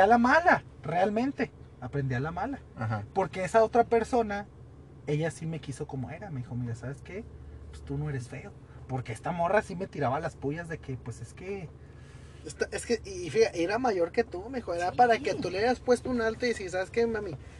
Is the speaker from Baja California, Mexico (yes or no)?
no; Ciudad Juárez, Chihuahua, Mexico; Somos de Juárez, casi la gran mayoría aquí trabaja en Maquila